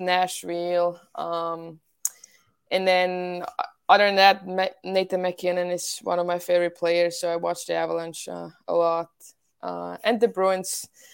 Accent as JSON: {"language": "English", "town": "Winterthur", "region": "Zurich", "country": "Switzerland", "tie": "born or raised there", "second_language": "English", "moved": "yes", "lives_now": "United States", "said": "I joined my home club team, Ehatse Winterthur"}